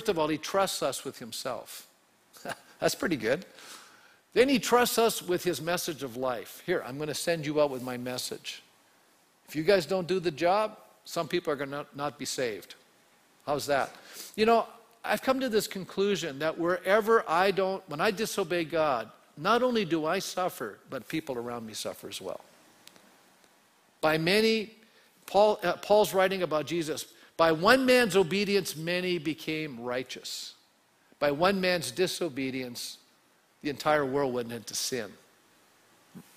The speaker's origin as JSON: {"language": "English", "country": "Canada", "tie": "born or raised there", "said": "I was born a male in Canada. Okay, in the 1950s"}